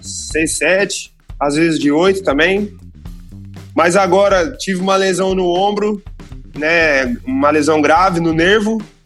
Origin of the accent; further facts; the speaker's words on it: Jacareí, São Paulo, Brazil; moved away as an adult; also born or lived in Curitiba / São José; now in Santarém, Portugal; o bairro onde eu cresci, e até hoje meus pais moram lá